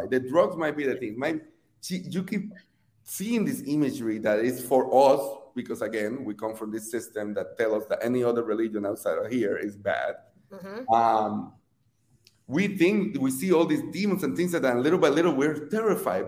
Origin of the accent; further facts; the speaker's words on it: Puerto Rico; moved away as an adult; now in United States; I'm not first generation, I'm the immigrant. I was born and raised in Puerto Rico